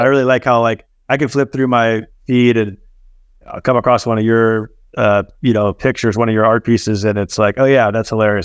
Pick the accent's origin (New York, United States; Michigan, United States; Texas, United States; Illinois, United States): Texas, United States; Dallas; moved away; also born or lived in Chicago; I grew up in Dallas